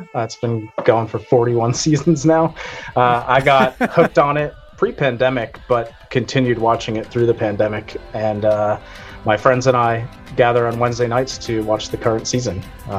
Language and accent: English; Boston, Massachusetts, United States; I am from the Boston area.